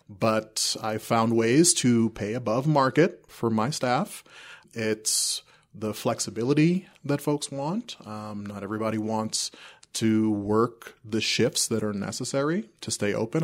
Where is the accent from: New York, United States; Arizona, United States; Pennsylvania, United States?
New York, United States; New York City; also born or lived in South America; now in Castle Rock, United States; I grew up in New York City. My family immigrated from South America, uh, when I was two